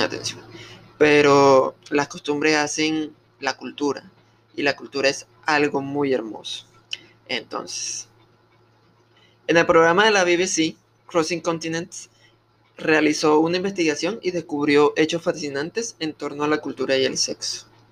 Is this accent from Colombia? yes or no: yes; Colombia; soy del país de Colombia